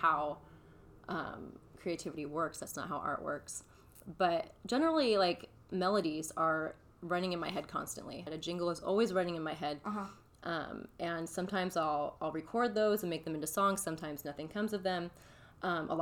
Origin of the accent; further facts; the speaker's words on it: Hemet, California, United States; I'm from Hemet, California